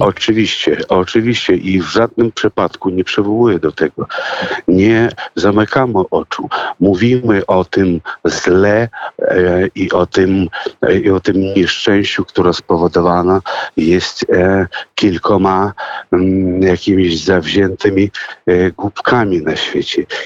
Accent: Russia; now in Poland; ja urodziłem się w Rosji, owszem, ale urodziłem się w rodzinie polskiej

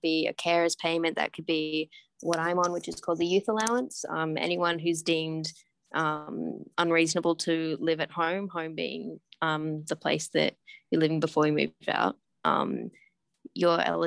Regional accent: Australia; also born or lived in Hanoi, Vietnam; I'm from Australia

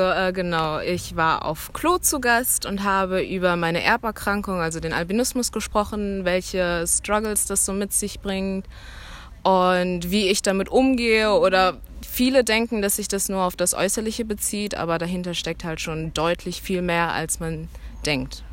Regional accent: Cologne, North Rhine-Westphalia, Germany; ich bin aus Köln

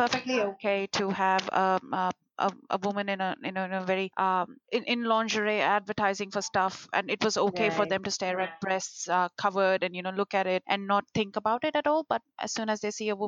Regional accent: India; growing up in India

